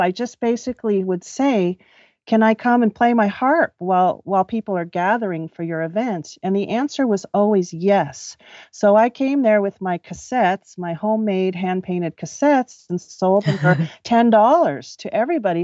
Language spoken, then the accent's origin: English; Los Angeles, California, United States; also born or lived in Orange County; I grew up in Southern California, um, born and raised around Los Angeles and Orange County.